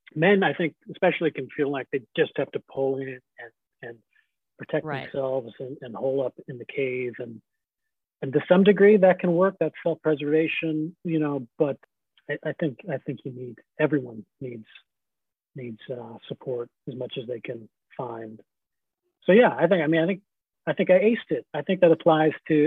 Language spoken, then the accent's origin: English; Scarsdale, New York, United States; I grew up in Scarsdale, New York